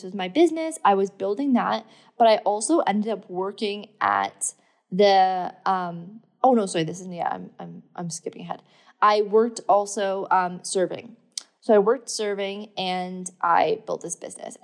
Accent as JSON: {"language": "English", "town": "Thornbury", "region": "Ontario", "country": "Canada", "also_born_or_lived": "London, Ontario", "moved": "yes", "said": "I'm not from London, Ontario, by the way. I'm from an even smaller town called Blue Mountain, well, London's actually quite big, but I'm from like Thornbury, Collingwood area"}